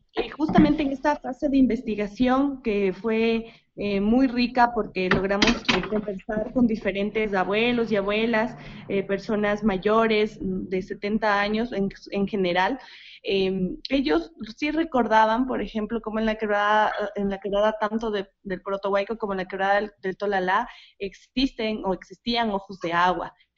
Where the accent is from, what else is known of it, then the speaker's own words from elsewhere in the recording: Zámbiza, Pichincha, Ecuador; soy acá de la parroquia de Zambisa